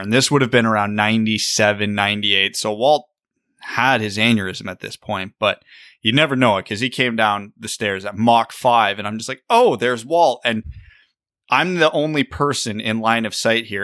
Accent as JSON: {"language": "English", "town": "Kitchener", "region": "Ontario", "country": "Canada", "tie": "born or raised there", "said": "I grew up playing in Kitchener"}